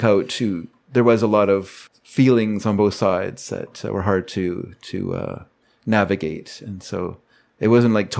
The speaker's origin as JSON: {"language": "English", "country": "Canada", "said": "as a Canadian"}